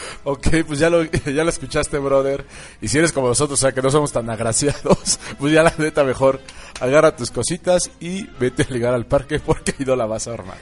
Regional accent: Mexico; así somos los mexicanos.

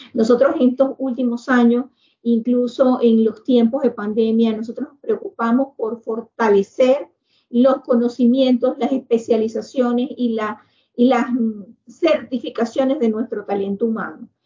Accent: Venezuela; nosotros como venezolanos

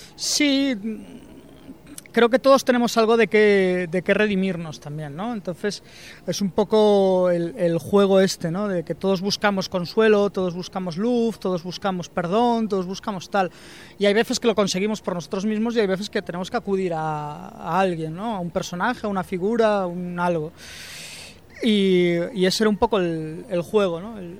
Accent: Vigo, Galicia, Spain; moved away as an adult; now in Madrid, Spain; yo soy de Vigo, me vine a Madrid a, a estudiar

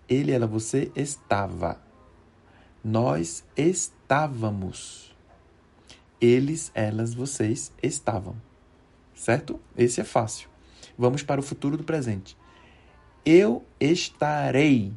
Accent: Recife, Pernambuco, Brazil; moved away as an adult; now in Mexico; Sou natural de Recife, que é uma cidade que está na região nordeste do Brasil.

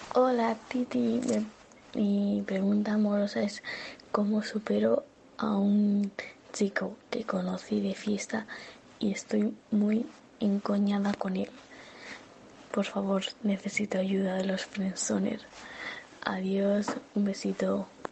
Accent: Mexico; soy de la, soy de México

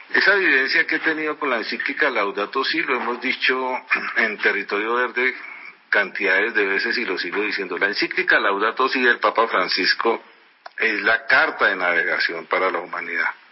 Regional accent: Colombia; nosotros como colombianos

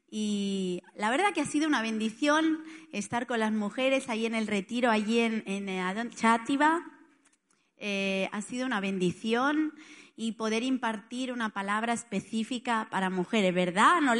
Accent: Barcelona, Catalonia, Spain; moved away as an adult; now in Italy; Yo soy de Barcelona, pero ya no, o sea, ya, ya casi, o sea, soy más italiana que nada, porque hace tanto que estoy en Italia

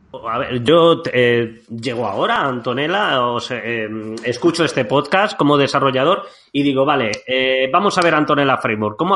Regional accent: Jaén, Andalusia, Spain; accent: Madrid; now in Madrid, Spain; yo tengo muy, muy mucho acento madrileño, pero en realidad soy andaluz, soy de Jaén. Pasa que llevo, ah. llevo tantos ah. años aquí

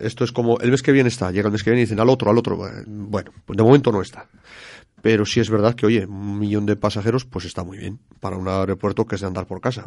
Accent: Spain

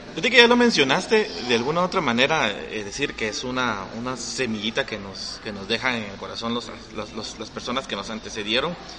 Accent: Guatemala City, Guatemala Department, Guatemala; yo crecí en El Gallito, o sea, yo viví 20 años de mi vida ahí

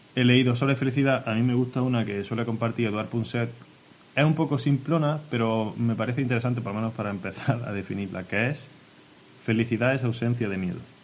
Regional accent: Orce, Andalusia, Spain; Vengo de Orce

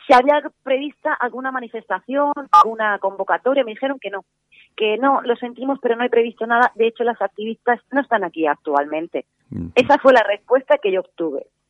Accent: Spain; nosotros somos, los españoles somos 46, 45 millones de personas

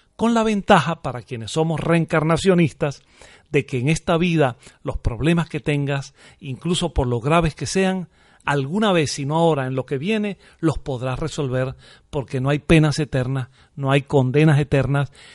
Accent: Venezuela; moved away as an adult; now in Murcia, Spain

